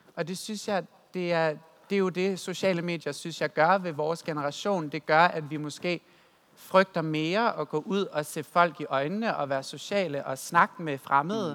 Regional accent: West Jutland, Central Denmark Region, Denmark; Jeg er jo fra Vestjylland, øh, så min stor del af min opvækst og min teenageår, det har været svært, fordi at jeg kommer fra en kristen familie i Vestjylland

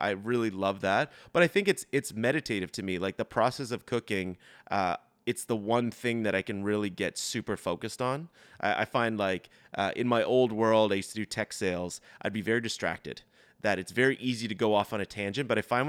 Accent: Brookside, Nova Scotia, Canada; So I grew up in Brookside, super close to Peggy's Cove.

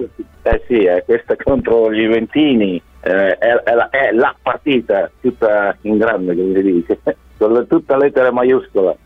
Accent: Bologna, Emilia-Romagna, Italy; moved away as an adult; now in Australia; sono nato a Bologna, tifoso bolognese da, da quando sono piccolo piccolo, avevo 8 anni

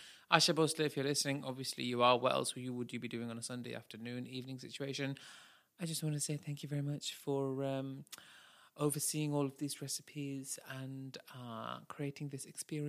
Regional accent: Manchester, North West England, United Kingdom; They talk like this from Manchester. We're from Manchester.

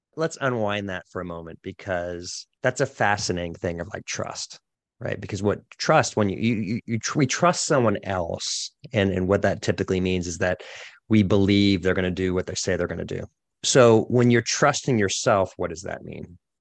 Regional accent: Boston, Massachusetts, United States; moved away; I'm originally from the Boston area

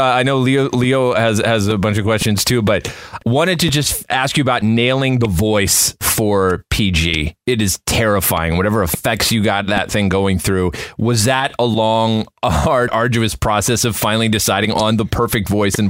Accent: Canada; I grew up in Canada. I'm Canadian.

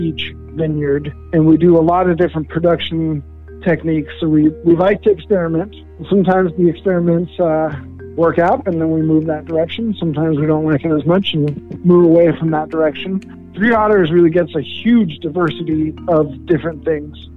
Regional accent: Denmark; now in Portland, United States; I was born in Denmark

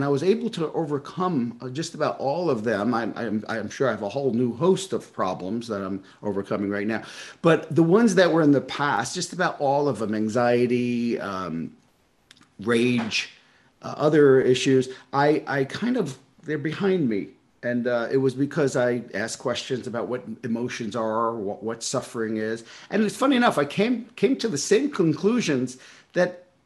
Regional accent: New York City, New York, United States; I grew up in Brooklyn

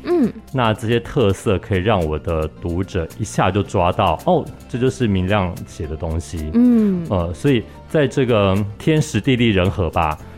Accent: Pingtung County, Taiwan; born there; 因为啊，我出生是在屏东，是对，所以我母亲说我小时候都是在地上爬的时候都是讲闽南语

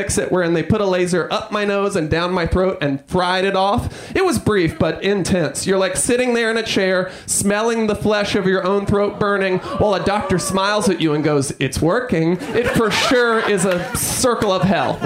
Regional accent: New York, United States; I'm from New York.

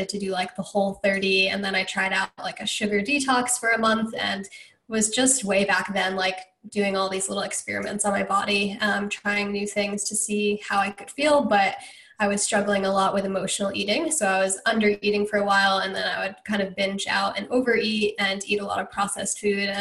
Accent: Connecticut, United States; moved away; also born or lived in Georgia / Hawaii; I grew up in Connecticut

